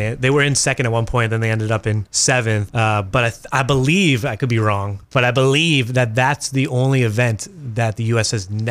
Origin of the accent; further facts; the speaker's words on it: Massachusetts, United States; now in Maine, United States; I grew up in Massachusetts.